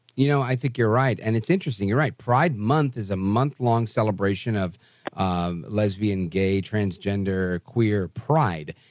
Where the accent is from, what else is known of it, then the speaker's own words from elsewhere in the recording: New York City, New York, United States; I grew up in Brooklyn with black people.